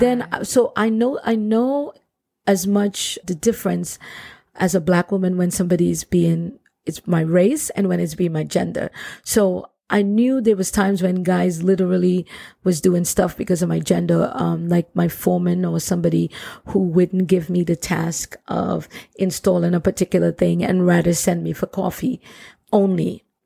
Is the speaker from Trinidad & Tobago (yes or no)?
yes; Trinidad & Tobago; I grew up in Trinidad and Tobago, which is one of the most beautiful Caribbean islands ever